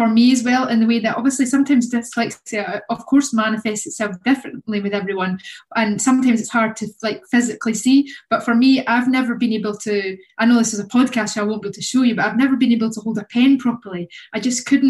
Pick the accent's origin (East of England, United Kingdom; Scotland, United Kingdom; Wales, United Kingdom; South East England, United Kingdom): Scotland, United Kingdom; Kirkcaldy; moved away as an adult; now in Manchester, United Kingdom; I'm a filmmaker from Kirkcaldy